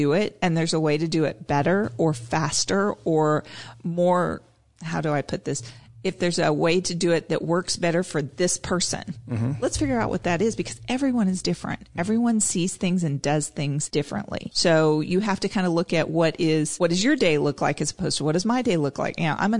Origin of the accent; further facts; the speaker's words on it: Tulsa, Oklahoma, United States; I came from Tulsa.